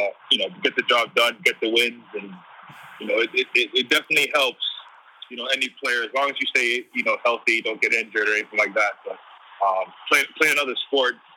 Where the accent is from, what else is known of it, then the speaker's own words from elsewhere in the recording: Boston, Massachusetts, United States; also born or lived in Jamaica; I came up when I was two years old to Boston, where, you know, where majority of my life I was raised